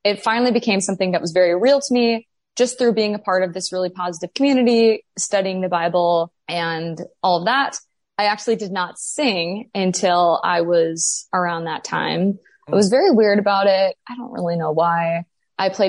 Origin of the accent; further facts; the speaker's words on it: Grand Forks, North Dakota, United States; I am from Grand Forks, North Dakota